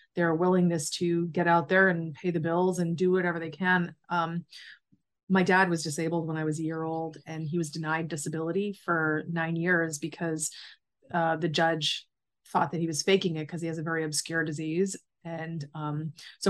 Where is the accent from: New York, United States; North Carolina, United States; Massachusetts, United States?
Massachusetts, United States; Charlton; moved away as an adult; also born or lived in Worcester, Massachusetts / Hawaii; now in Florida, United States; I grew up in Charlton, Massachusetts. And then I spent the next 20 years in Worcester. Then I moved to Hawaii, and now I live in Florida.